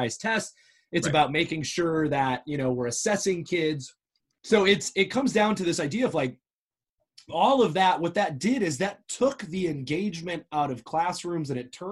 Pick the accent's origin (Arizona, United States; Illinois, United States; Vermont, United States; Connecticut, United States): Arizona, United States; I'm from Arizona, and when I first started teaching in Arizona